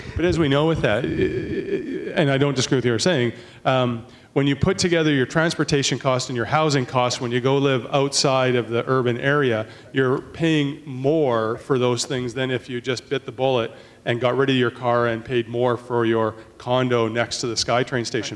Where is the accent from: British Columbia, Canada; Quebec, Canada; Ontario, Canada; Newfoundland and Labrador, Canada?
British Columbia, Canada; Port Coquitlam; I'm from Poco